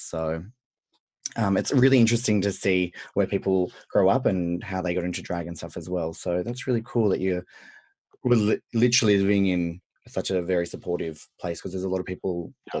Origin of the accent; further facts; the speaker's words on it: Central West, near Dubbo, New South Wales, Australia; I grew up in Central West, New South Wales in Australia. So like very country, near Dubbo.